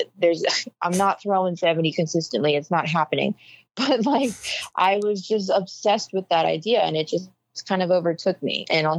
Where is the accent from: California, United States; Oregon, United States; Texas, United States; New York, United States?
Oregon, United States; Well, I'm the kid from Oregon that pitched all those innings in 2019.